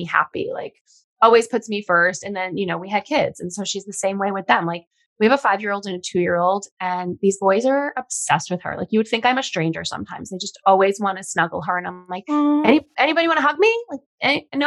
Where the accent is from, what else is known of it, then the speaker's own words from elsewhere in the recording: Long Island, New York, United States; also born or lived in Los Angeles, United States; now in Hudson Valley, United States; all my friends are in New York and my family, I'm from Long Island